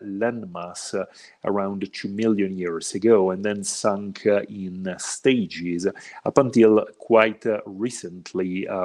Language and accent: English; Italy; moved away as an adult; now in Mexico; I'm originally from Italy, but I've been living in Mexico for the past 6 years now